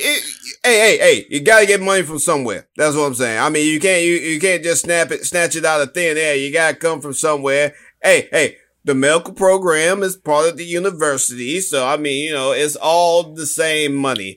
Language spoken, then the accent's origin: English; New York, United States; I am also from New York